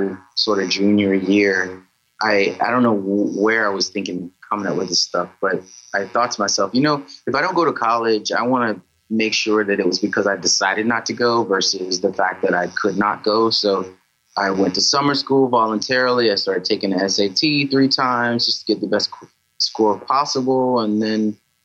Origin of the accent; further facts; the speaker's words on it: South Carolina, United States; moved away; I'm from South Carolina originally.